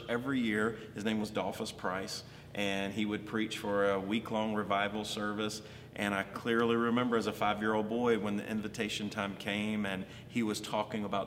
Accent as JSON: {"language": "English", "region": "Alabama", "country": "United States", "tie": "born or raised there", "also_born_or_lived": "Columbus, Georgia", "moved": "yes", "lives_now": "Baltimore, United States", "said": "I was born and raised in Alabama."}